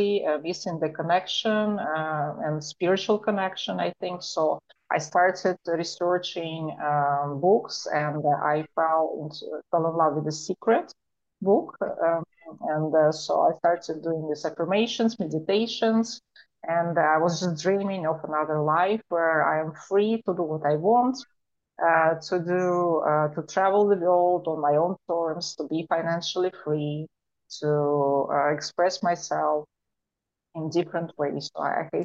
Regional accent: Moscow, Russia; moved away; also born or lived in Europe / Asia / Africa / Miami, United States; I was growing up in Moscow, Russia

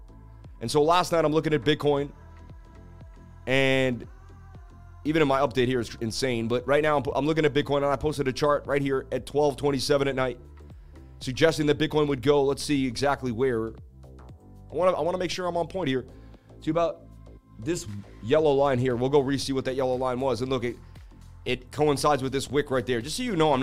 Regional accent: Boston, Massachusetts, United States; I grew up in Boston, Mass., going up the Freedom Trail

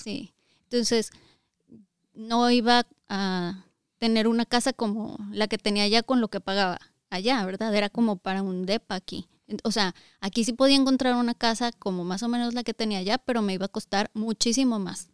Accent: Zacatecas, Mexico; moved away as an adult; also born or lived in Aguascalientes; Nosotros somos de Zacatecas, pero ya teníamos seis años viviendo en Aguascalientes antes de venirnos aquí

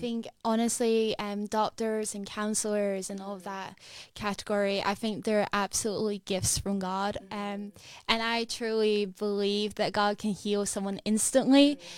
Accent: Edinburgh, Scotland, United Kingdom; I am from Edinburgh, so I'm from here

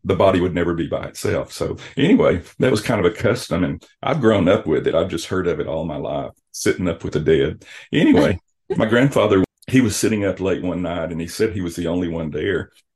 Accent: South Arkansas, United States; now in Joplin, United States; I'm from South Arkansas

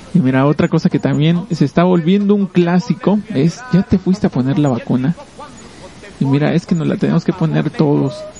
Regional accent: Mexico; nosotros como mexicanos

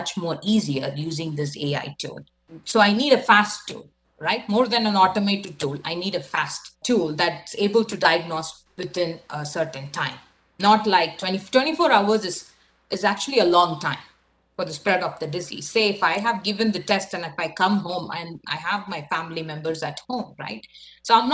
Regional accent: India; now in Canada; I'm from India

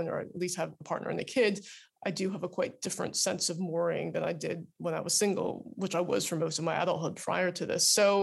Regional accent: suburban New Jersey, United States; moved away as an adult; also born or lived in London, United Kingdom / Qatar / California; now in United Kingdom; I grew up in suburban New Jersey as a Taiwanese American

